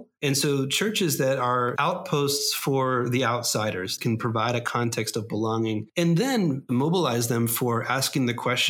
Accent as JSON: {"language": "English", "region": "California", "country": "United States", "tie": "born or raised there", "moved": "as an adult", "lives_now": "Dubai, United Arab Emirates", "said": "Was born at a very young age in California, Scott. So you're there in my home state."}